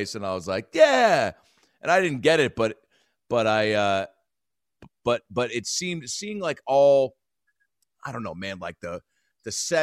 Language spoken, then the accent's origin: English; Seattle, Washington, United States; moved away; I'm from Seattle.